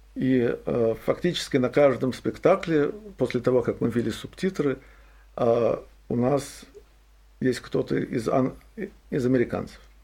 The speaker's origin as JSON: {"language": "Russian", "region": "Saint Petersburg", "country": "Russia", "tie": "born or raised there", "moved": "yes", "lives_now": "Boston, United States", "said": "я родился в Петербурге, вырос в Петербурге"}